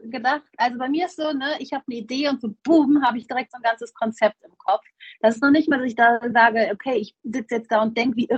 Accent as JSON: {"language": "German", "country": "Germany", "said": "also ich bin …, ich komme ursprünglich offensichtlich aus Deutschland, ähm, lebe aber jetzt oder vielmehr pendel seit vier Jahren ungefähr zwischen Marokko und äh, Deutschland."}